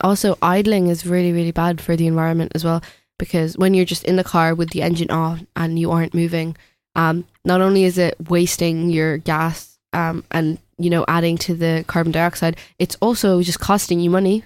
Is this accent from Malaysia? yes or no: no; India; moved away; being from India, saying that I'm only gonna visit my home country every eight years